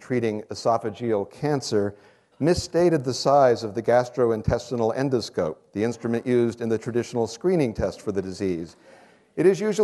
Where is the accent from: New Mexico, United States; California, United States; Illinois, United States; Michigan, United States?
California, United States; San Mateo; moved away as an adult; also born or lived in Stanford, California; now in New York, United States; I was born here in the University Hospital, and I grew up in San Mateo, a few miles up the peninsula.